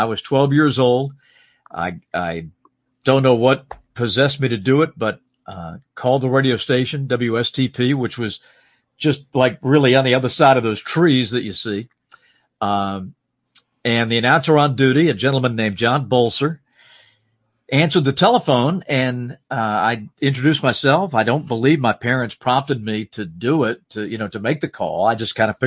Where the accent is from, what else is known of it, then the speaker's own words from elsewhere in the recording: Salisbury, North Carolina, United States; growing up in Salisbury, it was, you know, it was a great time to grow up in that town